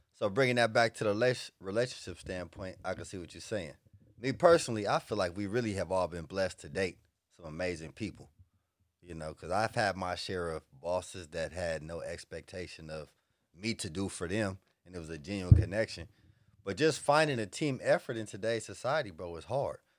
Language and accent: English; Los Angeles, California, United States; born or raised there; also born or lived in the South